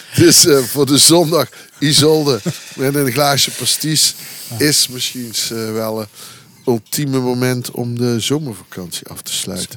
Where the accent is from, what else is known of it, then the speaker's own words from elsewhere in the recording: Belgian Campine, Flanders, Belgium; ik kom uit de Kempen, uit de Belgische Kempen